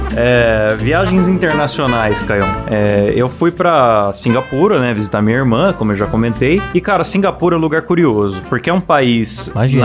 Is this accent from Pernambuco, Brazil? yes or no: no; São Paulo, Brazil; quando eu era criança em São Paulo